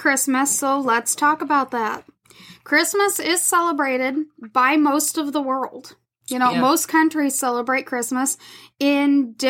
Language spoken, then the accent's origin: English; the South, United States; I'm from the South.